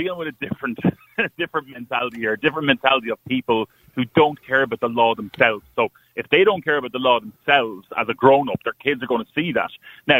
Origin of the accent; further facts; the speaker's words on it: Ireland; I'm not from Dublin Ridge, I'm from the country.